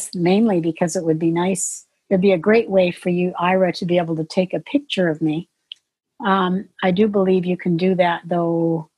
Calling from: Vancouver, British Columbia, Canada

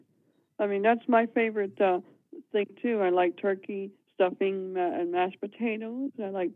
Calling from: Ravenna, Ohio, United States; I'm calling from Ravenna, Ohio.

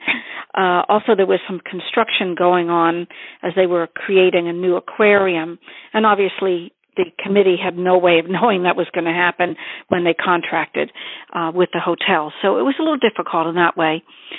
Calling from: Worcester, Massachusetts, United States; I'm calling from Worcester, Massachusetts

